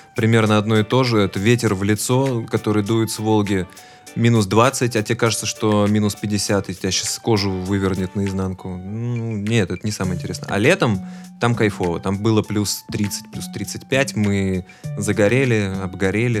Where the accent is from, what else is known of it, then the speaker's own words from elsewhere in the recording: Volgograd, Volgograd Oblast, Russia; мы оба выросли в Волгограде